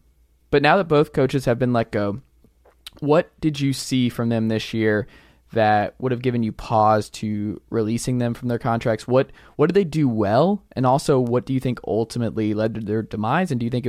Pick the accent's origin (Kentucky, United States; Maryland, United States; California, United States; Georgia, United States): Georgia, United States; Atlanta; Yeah, in Atlanta, in my hometown.